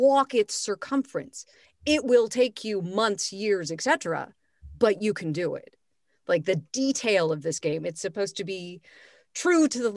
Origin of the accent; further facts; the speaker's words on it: Los Angeles, California, United States; moved away as an adult; now in Vienna, Austria; I'm from Los Angeles, like you ladies, went to high school with you